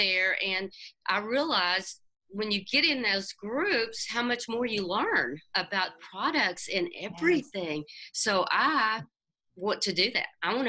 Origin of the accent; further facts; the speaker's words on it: Arkansas, United States; being in Arkansas